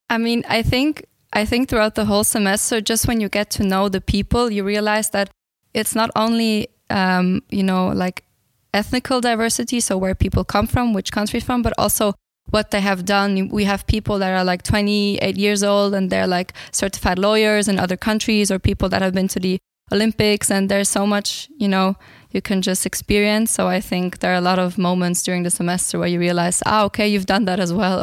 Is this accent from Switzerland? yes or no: yes; Switzerland; also born or lived in Bulgaria; I'm originally from Bulgaria, but I grew up in Switzerland and I'm here since the age of four.